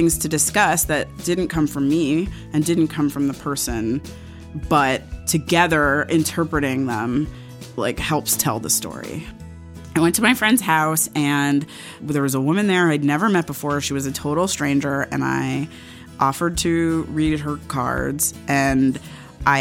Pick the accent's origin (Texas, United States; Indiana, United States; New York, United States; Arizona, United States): New York, United States; Growing up on the Upper West Side, I was invited to seders